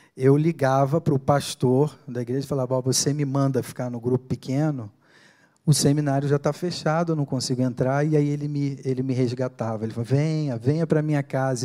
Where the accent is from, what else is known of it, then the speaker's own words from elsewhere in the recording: Niterói, Rio de Janeiro, Brazil; moved away as an adult; now in São Paulo, Brazil; lá em Niterói, no Rio de Janeiro, de onde eu sou